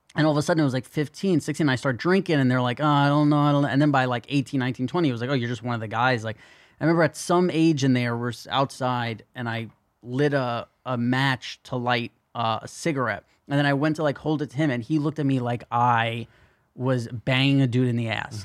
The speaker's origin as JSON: {"language": "English", "town": "New York City", "region": "New York", "country": "United States", "tie": "born or raised there", "said": "growing up in New York City"}